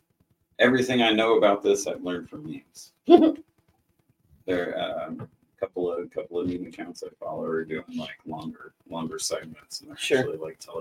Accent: Alaska, United States; growing up in Alaska

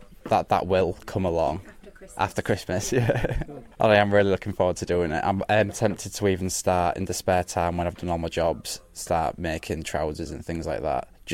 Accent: Hull, Yorkshire and the Humber, United Kingdom; I'm from Bilton Grange, so it's just a very normal, untailored world background.

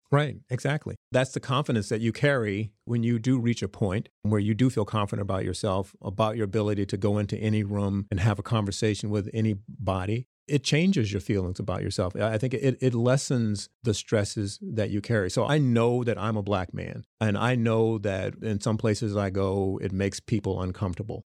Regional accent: Smithfield, Virginia, United States; moved away; from Smithfield, Virginia, the farm boy

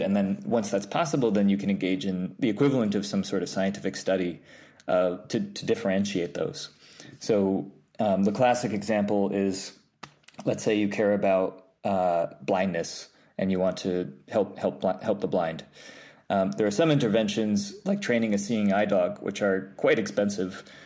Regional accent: New York, United States; I grew up in New York, um, upstate. Well, well, technically upstate, like an hour above the city, and then I went to the city for college.

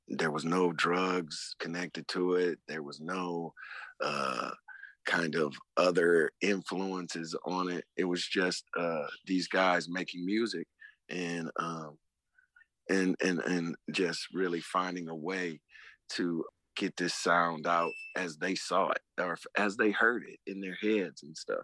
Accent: Detroit, Michigan, United States; coming up in Detroit. I mean, it, where I'm from

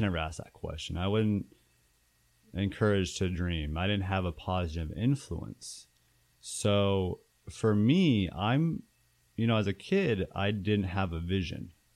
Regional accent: Tucson, Arizona, United States; moved away as an adult; also born or lived in Phoenix, Arizona; I'm from Tucson, Arizona

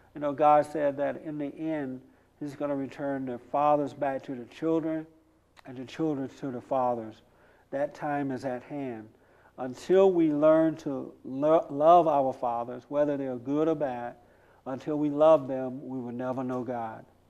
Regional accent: United States; I am an American. I'm not African American. I am 100% American

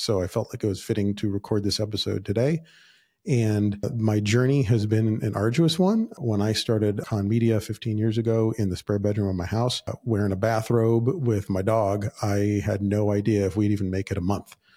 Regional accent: Southern California, United States; I was born and raised in Southern California

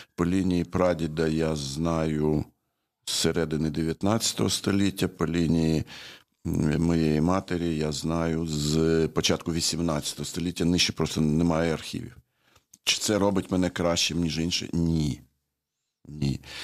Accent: Chernivtsi, Chernivtsi Oblast, Ukraine; в Чернівці, звідки я родом. Я там народився.

